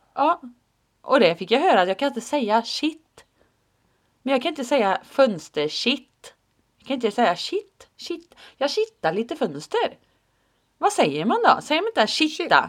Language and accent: Swedish; Finland; jag är ju finne.